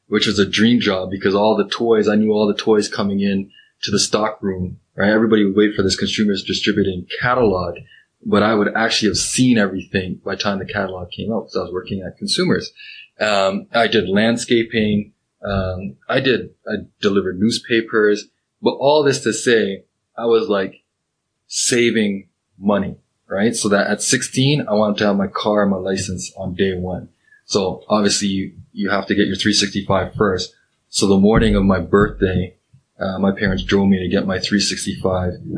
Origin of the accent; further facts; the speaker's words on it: Pickering, Ontario, Canada; I grew up, in Pickering